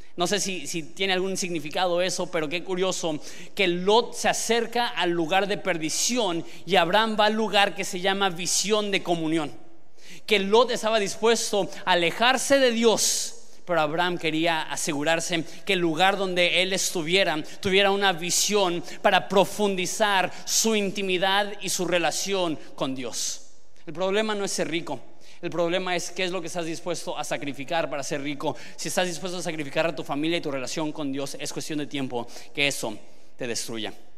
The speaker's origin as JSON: {"language": "Spanish", "country": "Mexico"}